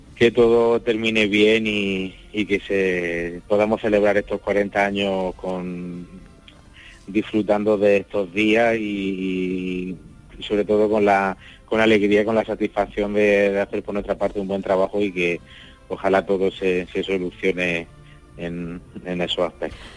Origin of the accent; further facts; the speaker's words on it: Sorbas, Andalusia, Spain; yo soy de, de Sorba, nacido allí